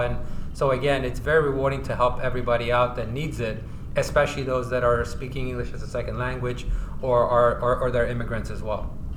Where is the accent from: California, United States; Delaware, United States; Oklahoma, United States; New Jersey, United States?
California, United States; San Diego; also born or lived in Iran / Bay Area, California; I was born in Iran. I immigrated with my family to the U.S. around 1986 in the Bay Area. And after moving around a little bit in California, we settled in San Diego sometime in 1990